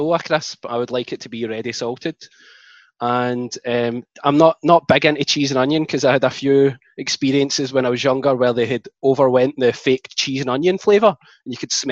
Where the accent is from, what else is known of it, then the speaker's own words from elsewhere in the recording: Glasgow, Scotland, United Kingdom; moved away as an adult; also born or lived in Australia / Vancouver, Canada; now in Wellington, New Zealand; I come from Glasgow